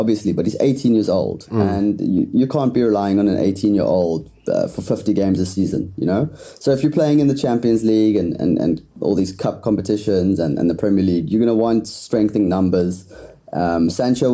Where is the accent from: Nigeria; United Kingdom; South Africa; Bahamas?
South Africa